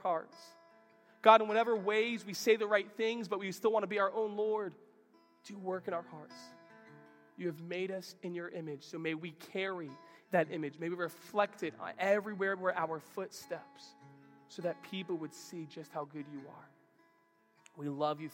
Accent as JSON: {"language": "English", "country": "United States", "said": "I'm a follower of Jesus who just so happens to be American"}